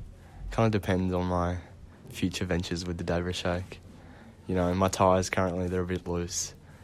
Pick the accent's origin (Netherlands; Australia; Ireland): Australia; Brighton; I grew up in Brighton.